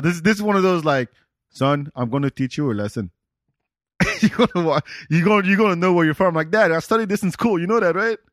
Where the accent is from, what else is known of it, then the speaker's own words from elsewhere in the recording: Senegal; moved away; also born or lived in North of France; I'm from Senegal